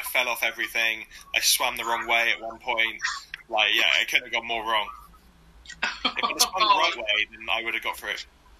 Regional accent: Dorset, South West England, United Kingdom; moved away as an adult; now in Axminster, United Kingdom; then it's Dorset here. And I'm right on the Devon-Dorset border. I'm like, I could walk to Dorset from my house. So I'm from Dorset originally, and then just cross the border because the houses are cheaper.

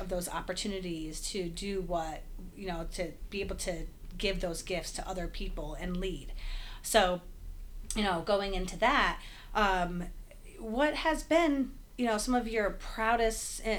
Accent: Albany, New York, United States; born and raised in Albany, left a little while for grad school, came back

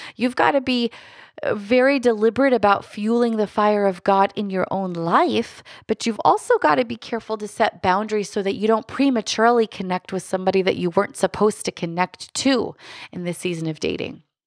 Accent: Lancaster, Pennsylvania, United States; I come from Lancaster, Pennsylvania

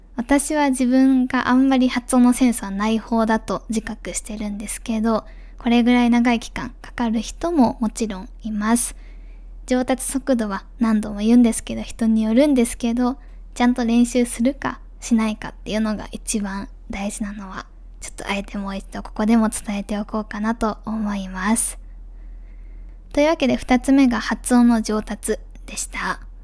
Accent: Japan; moved away; also born or lived in Germany

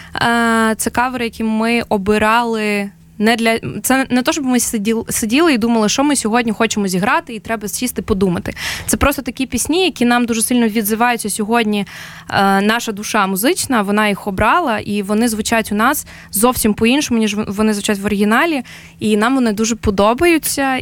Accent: Ukraine; ми з України

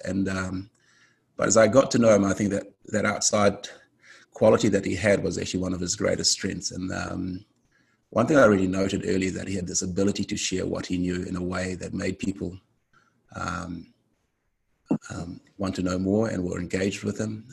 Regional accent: Fiji; I come from the Fijian Islands

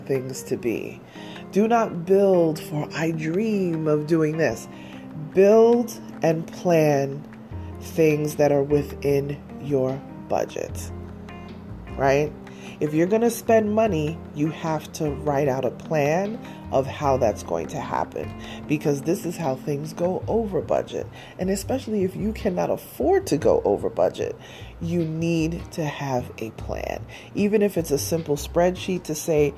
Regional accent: New York, United States; I'm a New Yorker

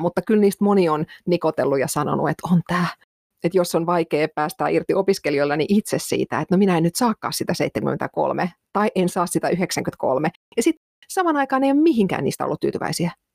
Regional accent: Finland; moved away as an adult; mä oon muuttanut Suomesta pois

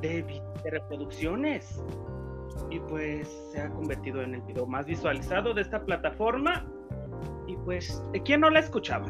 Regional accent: Mexico

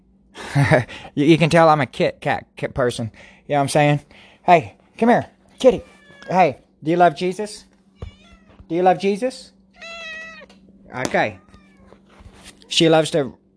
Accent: Garber, United States; I am from Garber, you know, I came from Garber, you know, GHS is the best

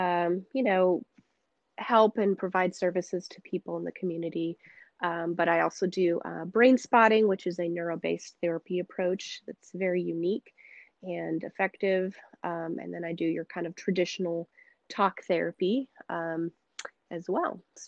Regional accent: Senegal; moved away as an adult; also born or lived in United States; but for majority of my life, I grew up in Senegal, in the West African parts of Africa, and spent, my whole life until I was 19 there.

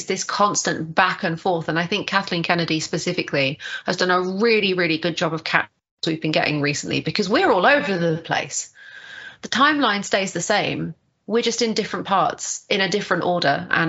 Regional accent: United Kingdom; I'm a Brit just like Charlie.

